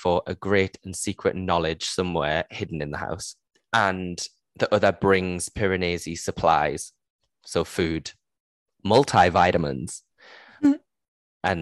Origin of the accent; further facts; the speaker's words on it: Geordie, North East England, United Kingdom; accent: Geordie; my Geordie accent